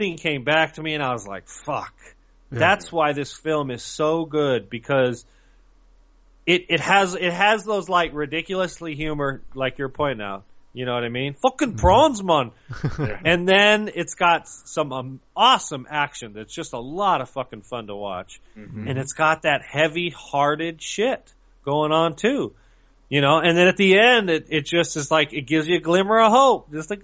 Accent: SoCal, California, United States; us growing up in SoCal

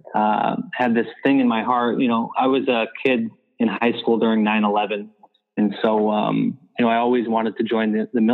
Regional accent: Franklin County, New York, United States; I grew up in the Adirondacks in Franklin County, New York, in a small village

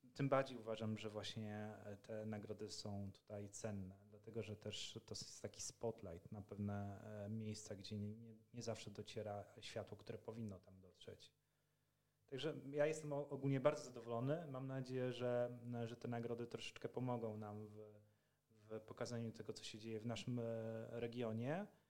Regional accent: Poland; mówimy po polsku, bo jesteśmy z Polski

